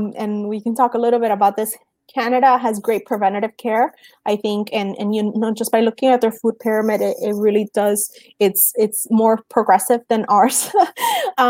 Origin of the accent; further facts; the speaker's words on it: Cuba; moved away; I'm Cuban. I was born in Cuba.